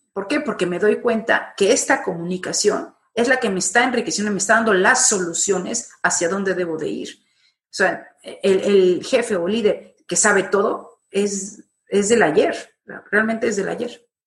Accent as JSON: {"language": "Spanish", "country": "Mexico", "moved": "yes", "lives_now": "Madrid, Spain", "said": "estoy en Madrid, soy mexicana, eh, pero y he estado trabajando y viviendo por varias partes del mundo, pero ahora desde hace 15 años me encuentro en Madrid"}